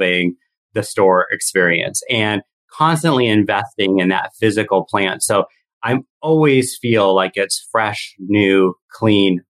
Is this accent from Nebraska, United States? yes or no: no; Seattle, Washington, United States; I'm from Seattle